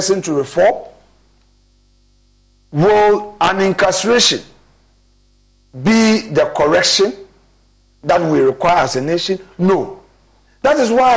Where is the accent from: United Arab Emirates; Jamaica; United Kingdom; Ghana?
Ghana; As a Ghanaian